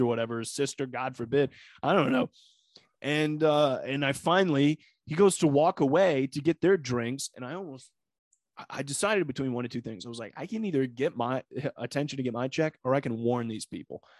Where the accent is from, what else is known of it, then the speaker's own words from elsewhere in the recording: Northwest Ohio, United States; moved away; I'm from Northwest Ohio. Going home this week